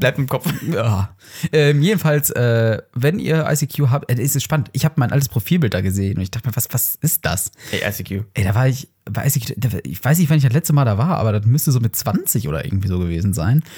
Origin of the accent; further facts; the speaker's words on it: Herne, North Rhine-Westphalia, Germany; bei uns in Wanne-Eickel. Beziehungsweise Der Herne